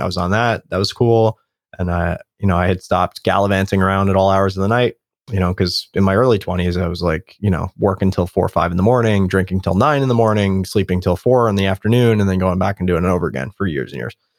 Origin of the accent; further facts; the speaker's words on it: New York City, New York, United States; moved away; I grew up in New York, there's a homeless person on every street corner